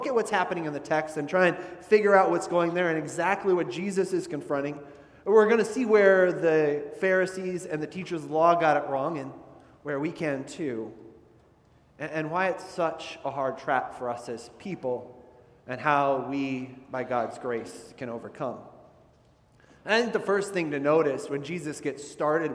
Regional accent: Midwest, United States; when I was growing up in the Midwest.

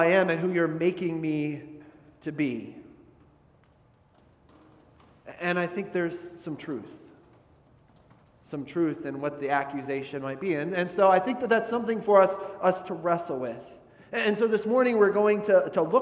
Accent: Midwest, United States; when I was growing up in the Midwest.

